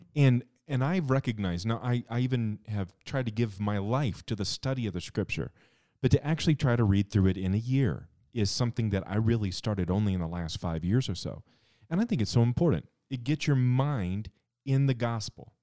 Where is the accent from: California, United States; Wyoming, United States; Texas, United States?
Wyoming, United States; Cheyenne; when I was a kid, I grew up here in Cheyenne.